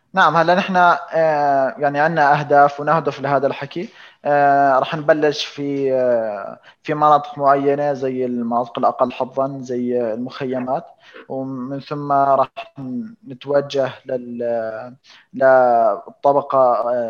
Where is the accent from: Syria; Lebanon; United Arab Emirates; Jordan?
Jordan; عندنا في الاردن